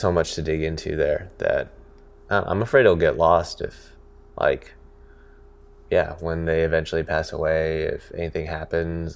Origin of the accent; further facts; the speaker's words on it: Niwot, Colorado, United States; also born or lived in California; I grew up in Colorado, yeah. um, in a town called Niwot, N I W O T.